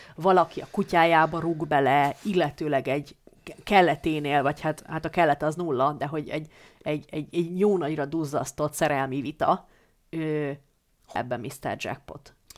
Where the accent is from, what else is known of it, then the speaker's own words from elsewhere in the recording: Hungary; a szülőfalumnak, a kisköznek